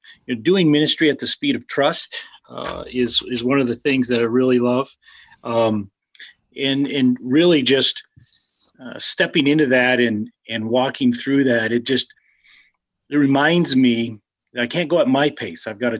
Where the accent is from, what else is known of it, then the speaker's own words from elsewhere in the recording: Colorado, United States; Well, and from Colorado, my dad was in a construction business there